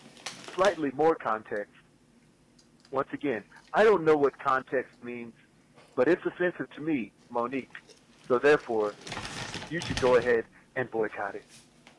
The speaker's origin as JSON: {"language": "English", "region": "Midwest", "country": "United States", "said": "I mean, I'm from the Midwest, but I gotta say, it makes me angry."}